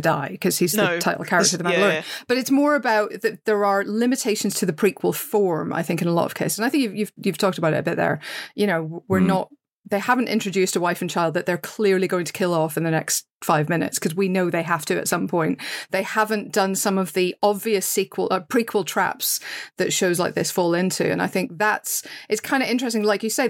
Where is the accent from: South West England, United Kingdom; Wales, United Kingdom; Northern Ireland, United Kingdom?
Northern Ireland, United Kingdom; as a Northern Irish person